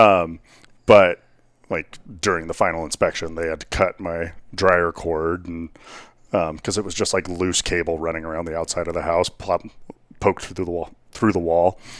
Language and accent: English; Whitewater, Colorado, United States; I grew up out in Whitewater, Colorado